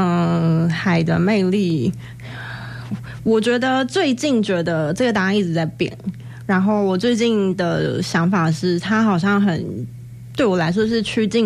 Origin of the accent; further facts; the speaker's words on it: Taipei, Taiwan; moved away as an adult; now in Hualien, Taiwan; 我也是台北人。